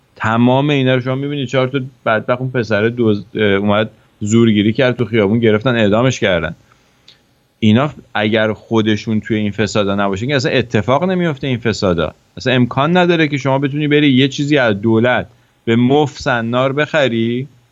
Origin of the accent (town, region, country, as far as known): Iran; moved away